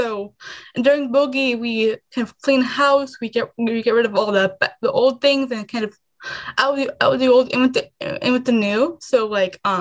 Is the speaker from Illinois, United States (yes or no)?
yes; Illinois, United States; also born or lived in India; I came to U.S. when I was 2. I came to Illinois when I was 5